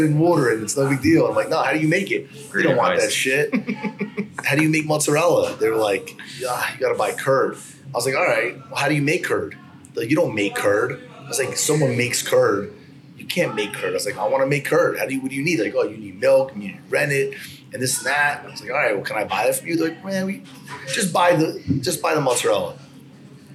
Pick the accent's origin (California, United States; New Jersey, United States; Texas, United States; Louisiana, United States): New Jersey, United States; Freehold; I grew up in Freehold, New Jersey, where Federici's is